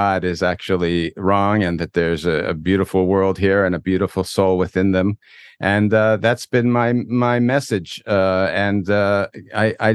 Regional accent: Toronto, Ontario, Canada; moved away as an adult; now in Israel; I grew up actually in Toronto originally.

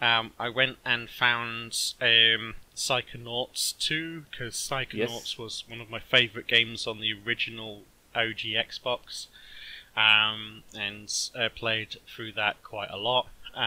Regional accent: Australia; I'm Australian.

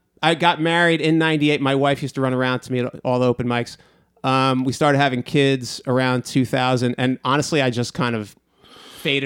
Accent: New York area, United States; moved away as an adult; also born or lived in Delaware; now in Texas, United States; I'm from New York, the New York area. I lived in Delaware for 2 years

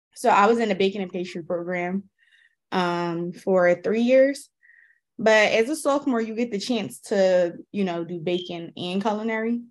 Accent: Philadelphia, Pennsylvania, United States; I grew up in Philly. Um, I grew up in North Philly

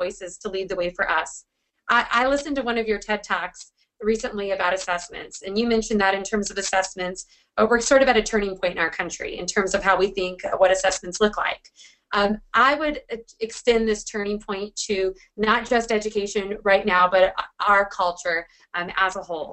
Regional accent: Washington, United States; my home state, or out of where I'm still. I've always been here.

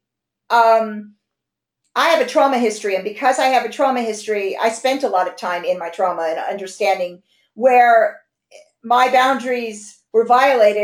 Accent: United States; moved away as an adult; now in London, United Kingdom; I'm American. They blame it on me being American. I've lived here half my life

